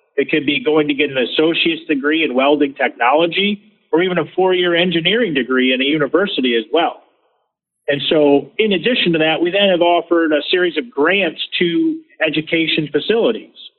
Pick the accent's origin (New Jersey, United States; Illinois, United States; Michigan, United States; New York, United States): Michigan, United States; I grew up in Michigan